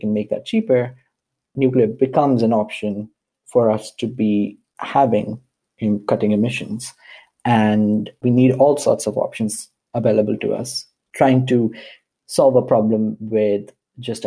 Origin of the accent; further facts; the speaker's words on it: India; I grew up in India